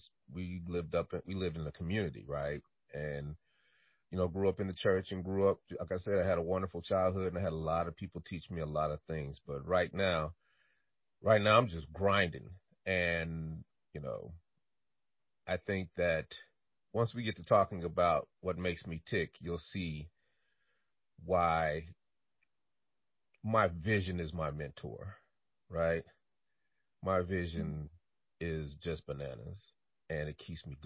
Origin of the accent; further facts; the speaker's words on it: Denver, Colorado, United States; also born or lived in Chicago, Illinois; I was born in Chicago, Illinois, moved to Denver, Colorado when I was 4 years old and had a wonderful childhood